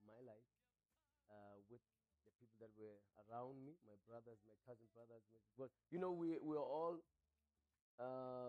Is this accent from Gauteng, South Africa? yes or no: no; Cape Town, Western Cape, South Africa; I was born in Cape Town